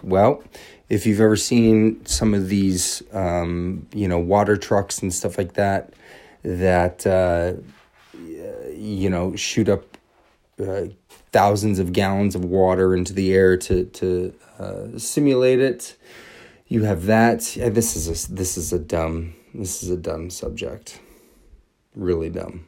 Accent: Everett, Washington, United States; now in Los Angeles, United States; I am from Everett, Washington, originally

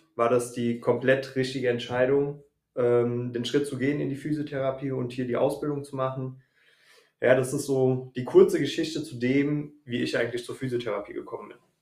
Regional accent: the Frankfurt commuter belt, Hesse, Germany; moved away as an adult; also born or lived in Wiesbaden area; now in Wiesbaden, Germany; komme ursprünglich ähm, aus dem Speckgürtel von Frankfurt und lebe jetzt seit fünf Jahren, sechs Jahren hier im Wiesbadener Raum

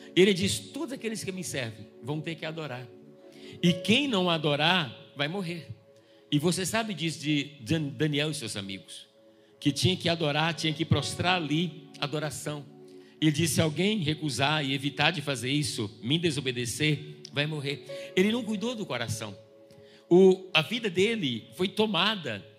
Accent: Bahia, Brazil; eu que sou baiana

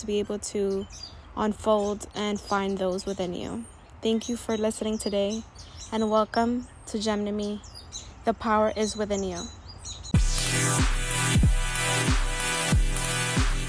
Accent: New York City, New York, United States; I'm a young, proud, first generation Latina, born and raised in Washington Heights

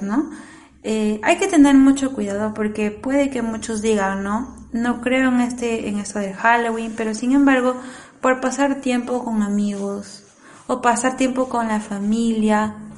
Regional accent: Peru; Así somos los peruanos

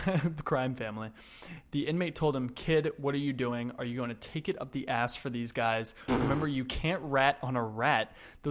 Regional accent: Santa Monica, California, United States; Santa Monica, California, my hometown

